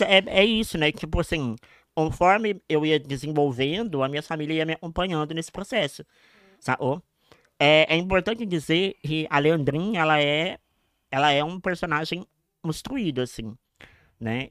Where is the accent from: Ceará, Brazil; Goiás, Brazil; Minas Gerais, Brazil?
Minas Gerais, Brazil; Passos; Eu nasci em Passos, em Minas Gerais